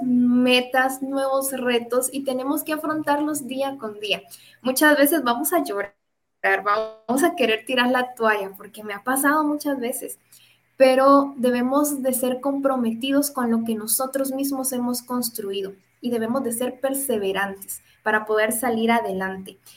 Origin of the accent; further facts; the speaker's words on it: Guatemala; Y en algún momento pensé en migrar y quedarme en otro país pero recapacito, reacciono y me doy cuenta que las oportunidades las puedo construir en mi país